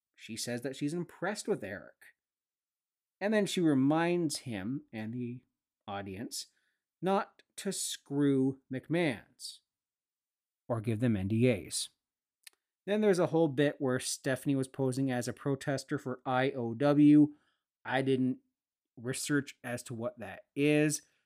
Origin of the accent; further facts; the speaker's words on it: Sauble Beach, Ontario, Canada; my hometown boy, Curtis McDermott, who recently brought the Stanley Cup home to Sobel Beach